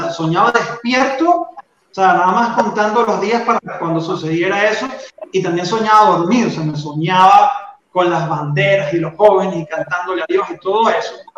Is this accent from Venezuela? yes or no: yes; Venezuela; accent: Venezuelan; moved away as an adult; now in Colombia; yo vivo en Colombia, yo soy venezolano, entonces creo que se nota porque no, he perdido, a pesar de que tengo 10 años, no he perdido mi acento